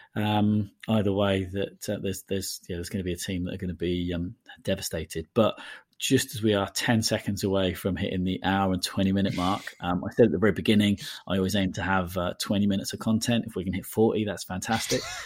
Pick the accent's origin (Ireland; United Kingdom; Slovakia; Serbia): United Kingdom; Portsmouth, South East England; My hometown club, Portsmouth